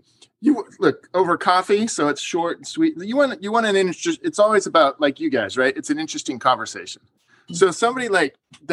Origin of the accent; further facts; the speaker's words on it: San Diego, California, United States; now in Washington, DC, United States; I grew up in Southern Cal, right, in San Diego